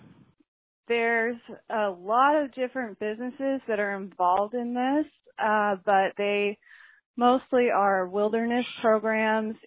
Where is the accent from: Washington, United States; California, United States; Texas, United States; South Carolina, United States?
Texas, United States; I didn't really fit in Texas. I'm from Texas